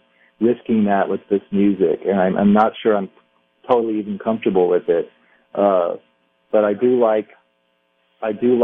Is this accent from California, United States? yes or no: yes; Southern California, United States; I'm from Southern California